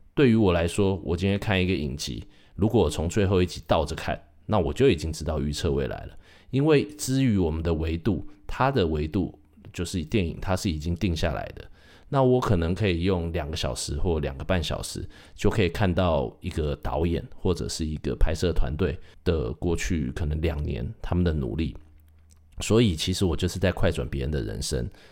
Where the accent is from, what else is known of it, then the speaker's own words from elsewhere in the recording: Taiwan; 我是土生土长，在台湾念书长大的